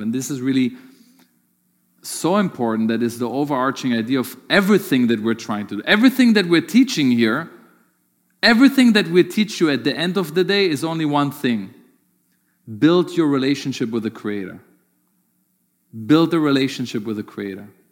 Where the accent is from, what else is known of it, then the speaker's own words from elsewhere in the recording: Germany; moved away; growing up in Germany